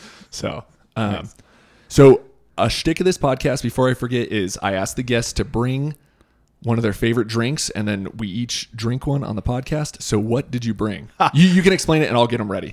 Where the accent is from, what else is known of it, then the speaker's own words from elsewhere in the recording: Boise, Idaho, United States; growing up in Boise